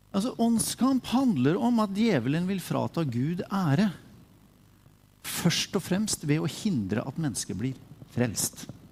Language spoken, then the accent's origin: Norwegian; Sarpsborg, Østfold, Norway; jeg er fra Sarpsborg